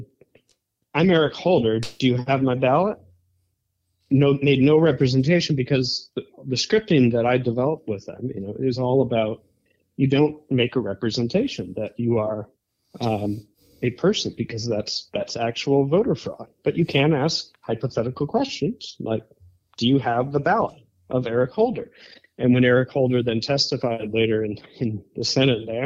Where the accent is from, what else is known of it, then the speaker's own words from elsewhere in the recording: Wisconsin, United States; We're two guys from the Midwest. I grew up in Wisconsin